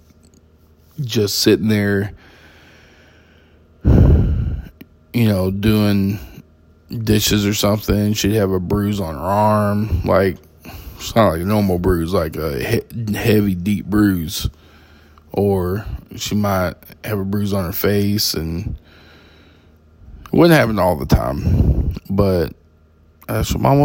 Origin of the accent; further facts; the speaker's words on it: Texas, United States; moved away as an adult; also born or lived in Arizona; I grew up in Texas